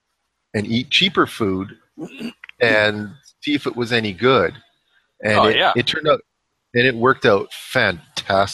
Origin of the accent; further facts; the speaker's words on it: Canada; as a Canadian